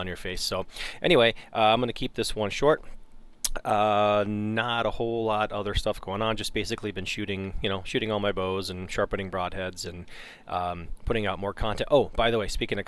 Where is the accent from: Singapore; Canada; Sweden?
Canada; now in United States; I grew up in Canada, but I've been gone, you know, for a long time, right? I mean, we moved to the States in 91